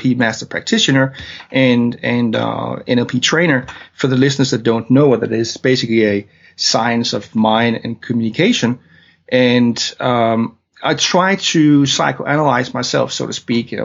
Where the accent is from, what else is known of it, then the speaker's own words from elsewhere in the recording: Denmark; English is a second language; now in London, United Kingdom; I'm from Denmark, hence my weird accent.